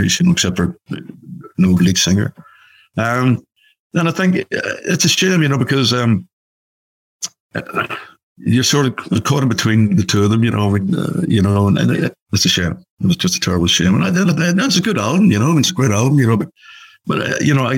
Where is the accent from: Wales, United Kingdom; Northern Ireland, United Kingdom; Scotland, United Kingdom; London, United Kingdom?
Northern Ireland, United Kingdom; Belfast; moved away; we played Belfast, obviously my hometown